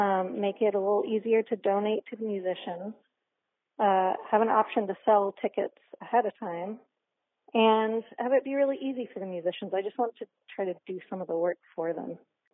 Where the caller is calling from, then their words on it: Boston, Massachusetts, United States; I'm calling from Boston